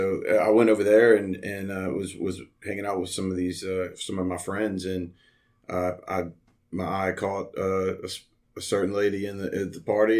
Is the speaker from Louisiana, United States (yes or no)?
yes; Abita Springs, Louisiana, United States; moved away as an adult; also born or lived in Covington, Louisiana; now in Baton Rouge, United States; I'm actually from Covington. I grew up in Abita Springs, Covington, kind of in that. So I claim Abita Springs, but I went to all the Covington schools.